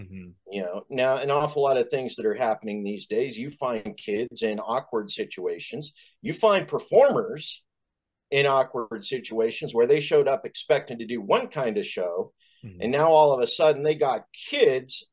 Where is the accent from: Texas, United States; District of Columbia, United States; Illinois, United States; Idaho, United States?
Idaho, United States; Boise; I was raised in Boise, Idaho, you know, conservative capital of the world